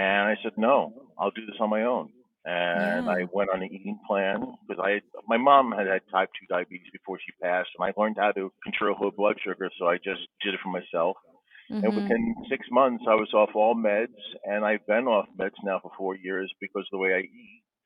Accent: Levittown, New York, United States; moved away as an adult; now in Van Nuys, United States; I'm from Van Nuys, California, originally from Levittown, New York, Long Island

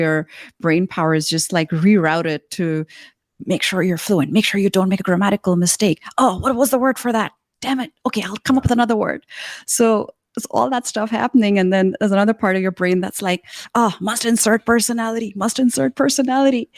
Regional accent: Karachi, Sindh, Pakistan; now in Shenzhen, China; in Karachi, which is the city I grew up in in Pakistan

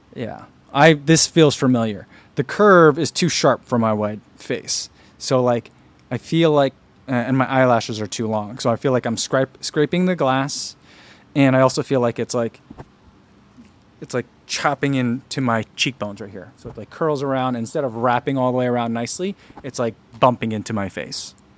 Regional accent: New Jersey, United States; we grew up in New Jersey

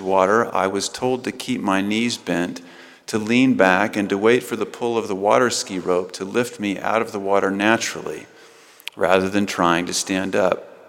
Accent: Rexburg, Idaho, United States; also born or lived in Northern California; I was a preteen from Rexburg

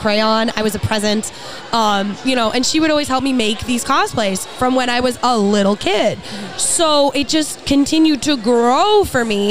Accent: New York, United States; I'm from New York

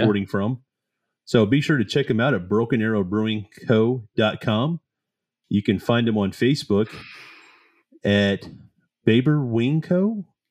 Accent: the South, United States; we're both from the South.

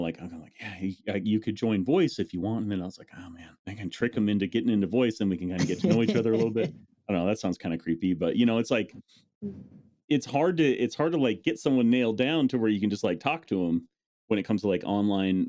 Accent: North Dakota, United States; I grew up in North Dakota.

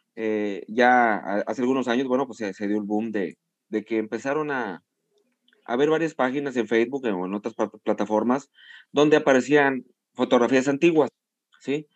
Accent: Tampico, Tamaulipas, Mexico; also born or lived in Ciudad Madero; nací en, nací en Madero y toda mi vida he vivido en Tampico

